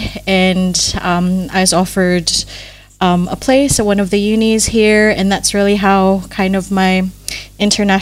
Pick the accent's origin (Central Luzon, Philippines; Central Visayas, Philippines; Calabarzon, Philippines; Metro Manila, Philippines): Metro Manila, Philippines; Manila; moved away as an adult; now in Adelaide, Australia; I grew up really privileged in Manila.